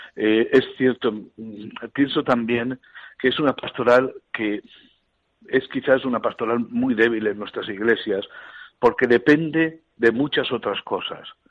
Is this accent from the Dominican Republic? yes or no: no; Elche, Valencian Community, Spain; moved away; mi parroquia y en mi pueblo, que es Elche